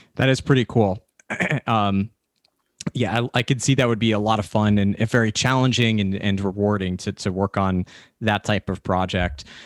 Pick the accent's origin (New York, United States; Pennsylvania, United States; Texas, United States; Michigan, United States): New York, United States; I'm a New Yorker, and coming from New York